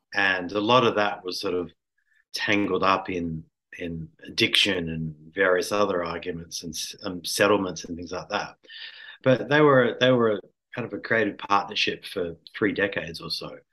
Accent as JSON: {"language": "English", "town": "Sydney", "region": "New South Wales", "country": "Australia", "said": "I'm from Sydney"}